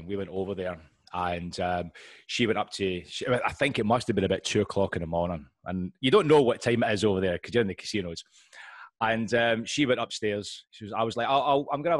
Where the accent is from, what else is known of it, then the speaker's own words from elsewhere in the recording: Scotland, United Kingdom; I'm Scottish